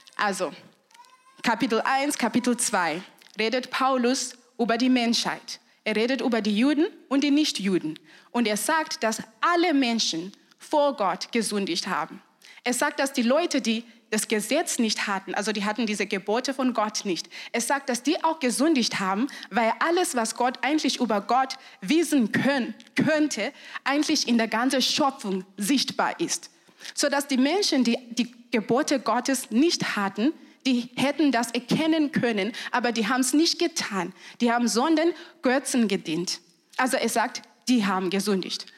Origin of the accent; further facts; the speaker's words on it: Zimbabwe; German is a second language; moved away as an adult; now in Germany; Ich komme aus Zimbabwe